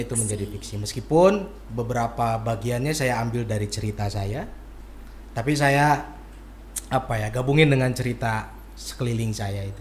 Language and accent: Indonesian; Bandung, West Java, Indonesia; Saya asli Bandung. Saya lahir di Bandung paling nanti pesantren pun saya di Bandung di Cicalengka